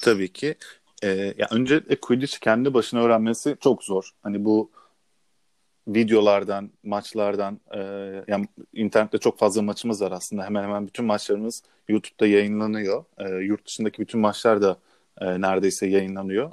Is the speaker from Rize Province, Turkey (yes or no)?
no; Istanbul, Turkey; İstanbul'da doğdum